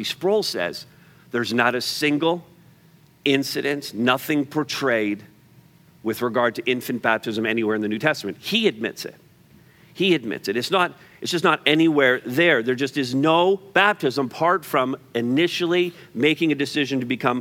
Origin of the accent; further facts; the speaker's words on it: Montreal, Quebec, Canada; I grew up in Montreal